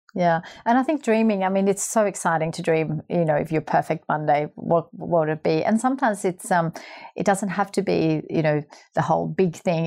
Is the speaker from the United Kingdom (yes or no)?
no; Sweden; moved away; my hometown in Sweden.